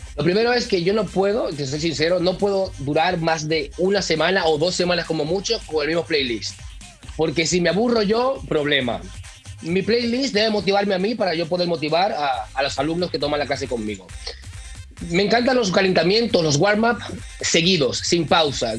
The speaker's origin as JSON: {"language": "Spanish", "country": "Dominican Republic", "moved": "yes", "lives_now": "Mallorca, Spain", "said": "Yo, igual que tú, soy dominicano y tú sabes que mm, uno nació con el merengue"}